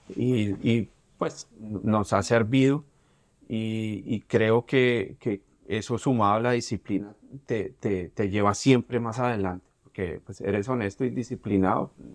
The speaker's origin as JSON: {"language": "Spanish", "region": "Bogotá", "country": "Colombia", "also_born_or_lived": "New York", "moved": "as an adult", "lives_now": "Miami, United States", "said": "siendo bogotano, siendo colombiano"}